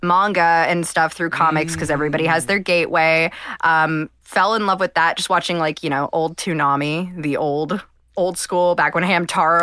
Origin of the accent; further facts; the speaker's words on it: Ohio, United States; also born or lived in Cleveland; I'm from Ohio